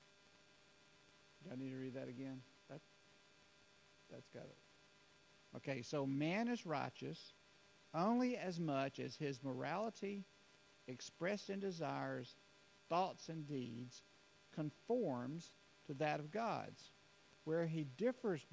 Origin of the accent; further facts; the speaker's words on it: United States; as Americans